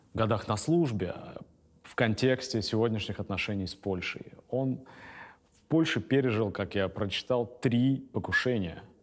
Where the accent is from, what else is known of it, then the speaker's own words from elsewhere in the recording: Serov, Sverdlovsk Oblast, Russia; на моей малой родине в Свердловской области город Серов